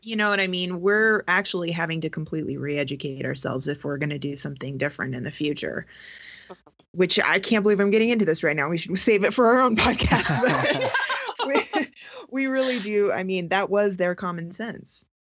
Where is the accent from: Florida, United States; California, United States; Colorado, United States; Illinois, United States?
Colorado, United States; southern; also born or lived in West Coast; I've lived in Colorado since I was eight years old